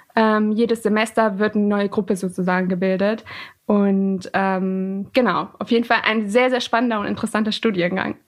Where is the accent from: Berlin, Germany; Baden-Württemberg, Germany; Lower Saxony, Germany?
Lower Saxony, Germany; Alfeld; born or raised there; first language Persian; moved away as an adult; now in Göttingen, Germany